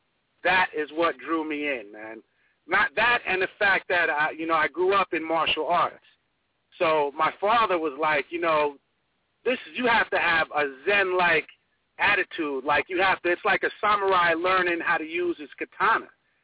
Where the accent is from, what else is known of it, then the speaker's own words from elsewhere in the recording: Huntington, New York, United States; I'm from Huntington, Long Island.